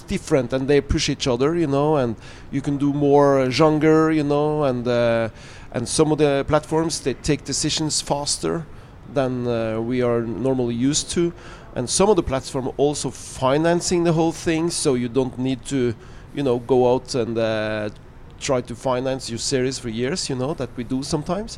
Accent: Norway; I'm talking out from Norway

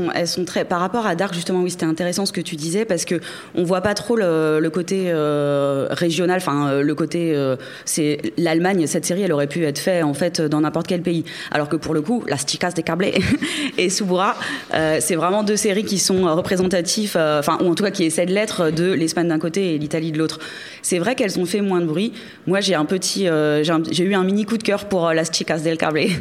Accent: France; En tant que Français

